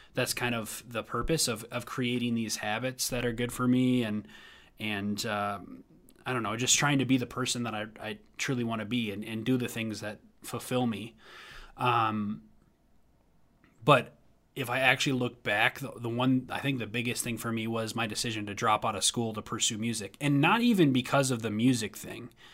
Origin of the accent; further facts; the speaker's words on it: Minnesota, United States; moved away as an adult; also born or lived in Tennessee; when I moved back to Minnesota from Tennessee after I was pursuing music in Tennessee